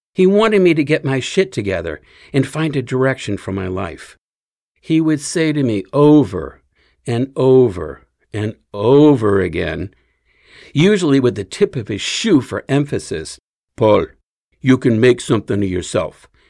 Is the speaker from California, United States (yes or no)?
no; Fall River, Massachusetts, United States; grew up in Fall River, just a little ways west of Cape Cod